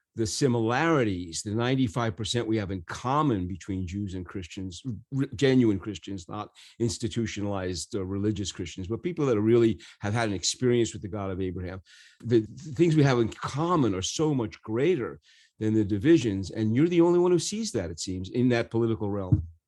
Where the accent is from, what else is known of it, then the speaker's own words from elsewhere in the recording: New York, United States; growing up in New York